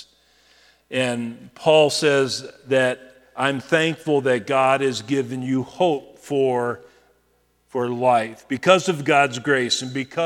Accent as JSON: {"language": "English", "country": "United States", "said": "as American believers"}